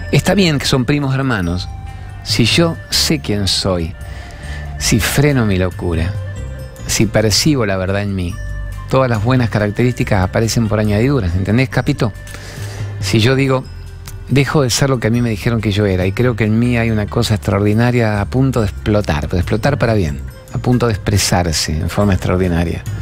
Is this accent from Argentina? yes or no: yes; Argentina; ¿Y de qué país sos? Argentina, somos argentinos, somos el granero del mundo.